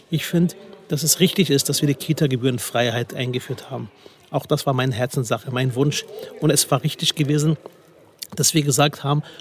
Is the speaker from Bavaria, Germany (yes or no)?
no; Berlin, Germany; also born or lived in Spandau; Wissen Sie, ich bin groß geworden tatsächlich in Spandau, kam im Alter von fünf Jahren nach Berlin, äh, am Rande der Stadt in der Großraumsiedlung Herrstraße Nord.